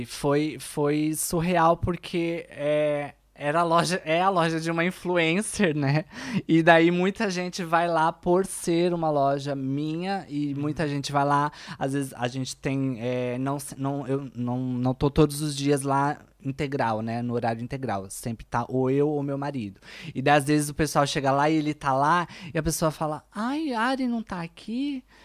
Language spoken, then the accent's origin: Portuguese; São Paulo, Brazil; first language Portuguese; moved away as an adult; also born or lived in Natal, Brazil; now in Porto, Portugal; eu sou da Zona Leste de São Paulo